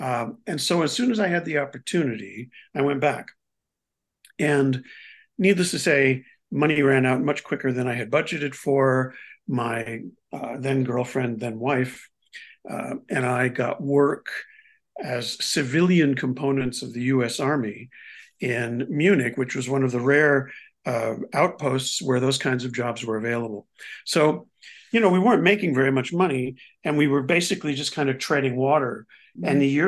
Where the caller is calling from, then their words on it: Rossendale, North West England, United Kingdom; I'm in a home in historic Rossendale. Prestigious historic Rossendale.